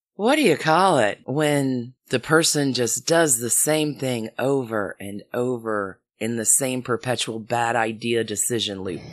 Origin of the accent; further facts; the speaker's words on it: Alabama, United States; I am from Alabama